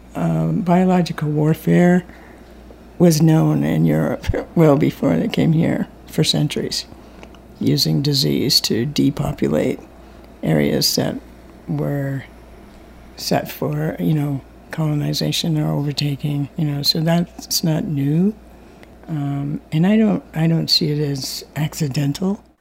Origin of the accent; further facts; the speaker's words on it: Mashpee, Massachusetts, United States; I'm from the Mashpee Wampanoag tribe and a member of the Bear Clan